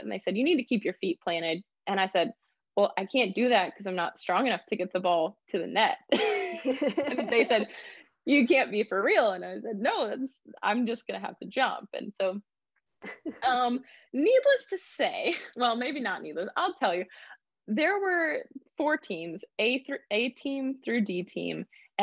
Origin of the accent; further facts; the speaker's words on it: Graham, Texas, United States; I grew up in Graham, Texas. It's a very small town